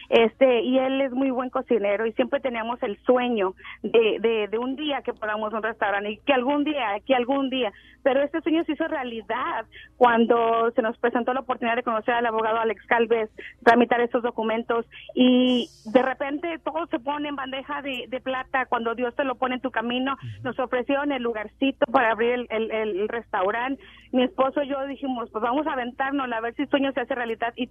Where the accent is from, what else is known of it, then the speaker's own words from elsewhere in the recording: San Juan de los Lagos, Jalisco, Mexico; yo soy tu paisana de Jalisco, soy de San Juan de los Lagos.